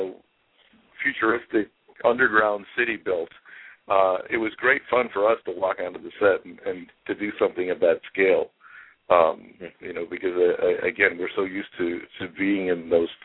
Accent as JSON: {"language": "English", "region": "Midwest", "country": "United States", "tie": "born or raised there", "also_born_or_lived": "California / New York", "moved": "yes", "said": "born and raised in the Midwest and had traveled very little as a child"}